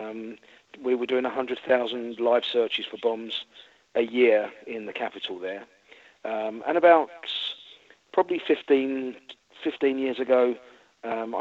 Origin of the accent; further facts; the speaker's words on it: London, United Kingdom; moved away as an adult; also born or lived in coast of England / Texas; now in Florida, United States; I'm from London originally. We moved down to the coast of England about 5 years before we moved out to the States